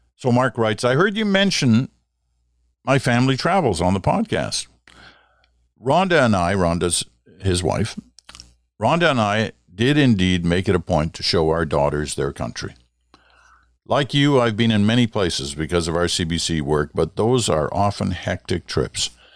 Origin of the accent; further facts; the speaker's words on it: Canada; We all love being Canadian